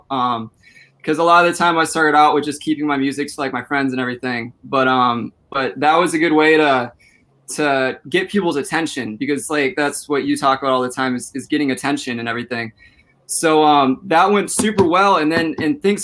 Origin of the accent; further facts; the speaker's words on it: Minnesota, United States; I'm from Minnesota. I'm 21 years old.